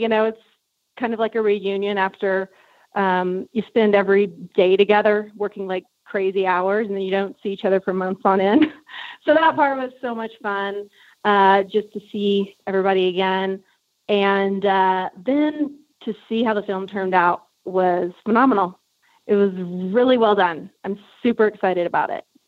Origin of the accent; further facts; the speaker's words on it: South Texas, United States; where I grew up in South Texas